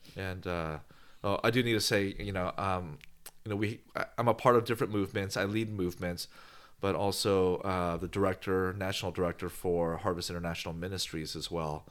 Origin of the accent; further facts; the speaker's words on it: Bay Area, California, United States; moved away as an adult; also born or lived in Los Angeles; now in Bakersfield, United States; I grew up in the Bay Area, San Francisco, San Jose, Oakland, and moved to L A.